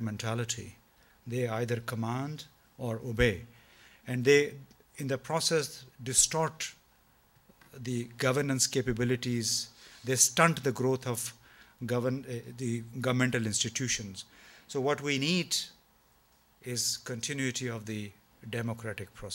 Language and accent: English; Pakistan; speaking here as a Pakistani